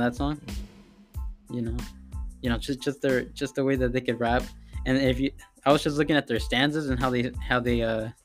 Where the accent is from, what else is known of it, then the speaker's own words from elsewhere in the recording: San Diego, California, United States; I grew up around City Heights, Mid City, you know, North Park, City Heights area